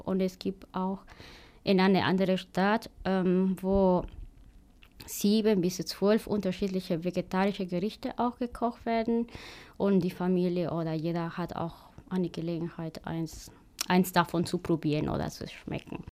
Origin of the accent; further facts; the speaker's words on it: Tarija, Bolivia; German is a second language; now in Germany; bei uns in Tarija